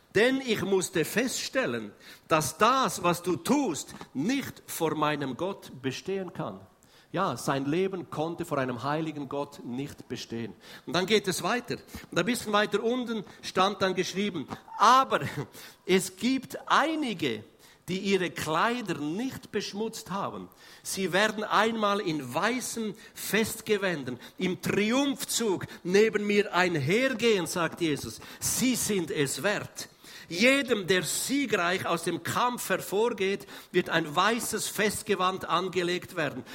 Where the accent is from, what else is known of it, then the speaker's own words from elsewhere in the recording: Switzerland; Wir sind echte Schweizer